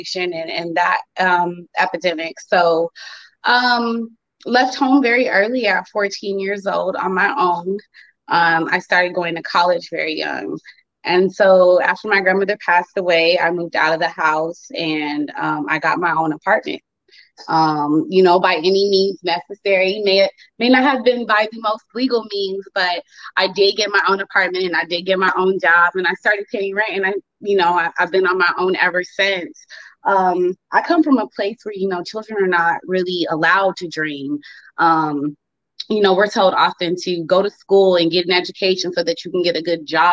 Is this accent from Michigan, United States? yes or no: no; Phoenix, Arizona, United States; Born and raised in Phoenix, Arizona, and I am currently in Arizona